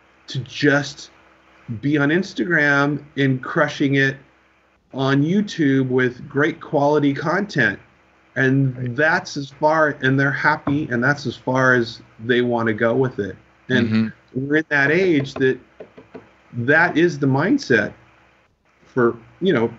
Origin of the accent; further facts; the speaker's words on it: California, United States; growing up in California.